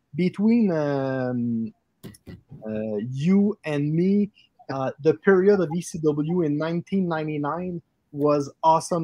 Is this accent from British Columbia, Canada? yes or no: no; Quebec City, Quebec, Canada; we are uh, located in Quebec City, Canada